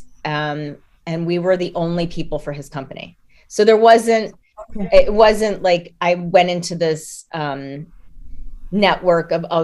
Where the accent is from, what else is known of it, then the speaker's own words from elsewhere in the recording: United States; moved away as an adult; we're both American